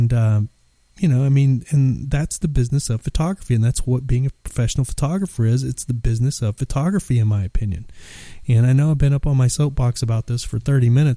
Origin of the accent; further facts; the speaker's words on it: Texas, United States; I'm from Texas